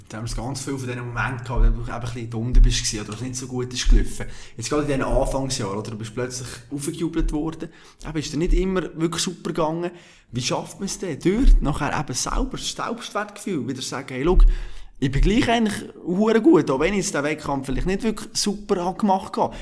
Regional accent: Bern, Switzerland; Ich als Berner

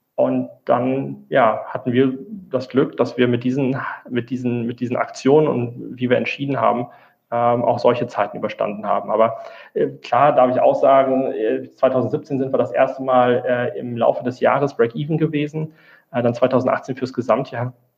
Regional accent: Rhineland, Germany; moved away as an adult; now in Frankfurt, Germany; ich äh, komme eigentlich aus dem Rheinland

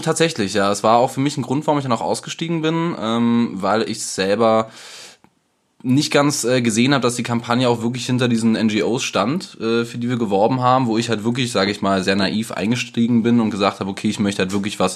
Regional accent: Germany; wir als Deutsche

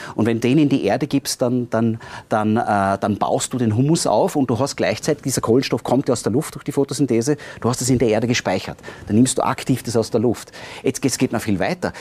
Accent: Austria; bei uns in Österreich, in den Alpen speziell

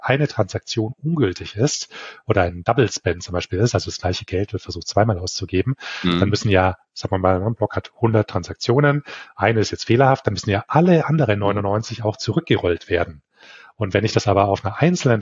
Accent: Bavarian area, Germany; Ich komme aus Deutschland, ähm, aus dem bayerischen Raum

